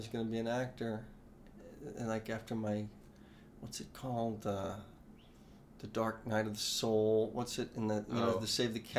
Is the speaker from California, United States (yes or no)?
no; New Orleans, Louisiana, United States; Coming from New Orleans, we didn't ski. I had never been to a mountain.